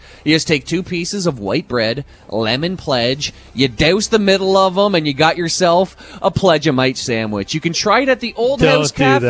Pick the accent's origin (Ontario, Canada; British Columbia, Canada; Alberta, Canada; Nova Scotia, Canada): Ontario, Canada; Mitchell; I'm putting all my chips into my hometown of Mitchell, home of the Mitchell Hawks and the Cornstalks.